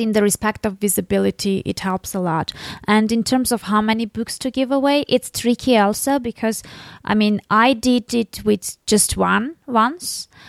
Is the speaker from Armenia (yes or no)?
yes; Armenia; I'm from Armenia. I'm, I'm living in Armenia